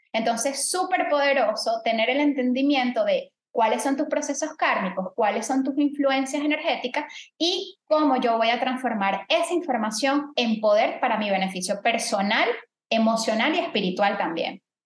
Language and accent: Spanish; Venezuela; now in Panama; yo soy venezolana